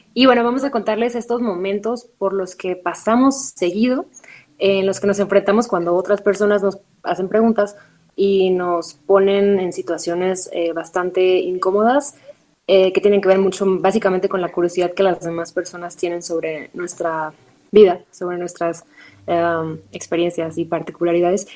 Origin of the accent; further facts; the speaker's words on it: Ensenada, Baja California, Mexico; now in Mexico City, Mexico; yo soy de Baja California, crecí en Ensenada y vivo en Ciudad de México